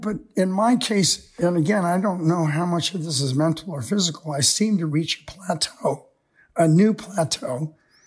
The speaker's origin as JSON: {"language": "English", "country": "United States", "tie": "born or raised there", "said": "Most of us growing up in America"}